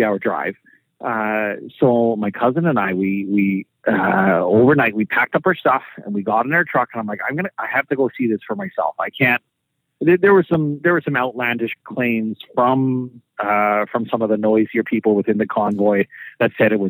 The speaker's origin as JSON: {"language": "English", "town": "Fort St. John", "region": "British Columbia", "country": "Canada", "tie": "born or raised there", "said": "Fort St. John, that's my hometown"}